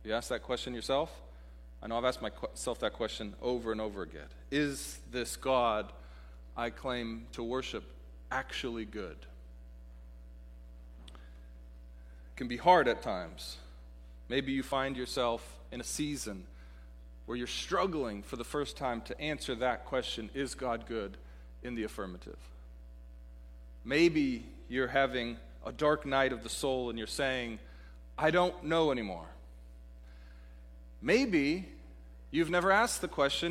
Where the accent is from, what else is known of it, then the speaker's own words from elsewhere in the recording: Pacific Northwest, United States; moved away; the Pacific Northwest, my hometown, as I mentioned earlier, my home region, as a beautiful place